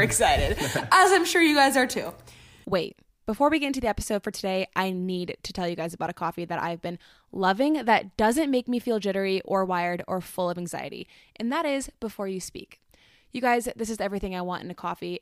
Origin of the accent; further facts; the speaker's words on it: Orlando, Florida, United States; moved away; we are both from Orlando, Florida